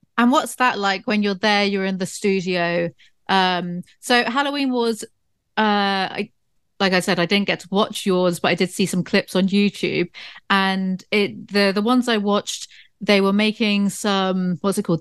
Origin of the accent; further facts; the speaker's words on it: South West England, United Kingdom; my hometown, 'cause it's kind of like Southwest England in the countryside area